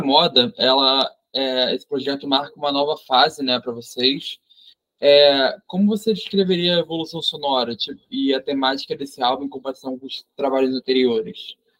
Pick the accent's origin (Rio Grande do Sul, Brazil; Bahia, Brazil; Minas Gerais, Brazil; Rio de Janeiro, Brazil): Rio de Janeiro, Brazil; sou do Rio de Janeiro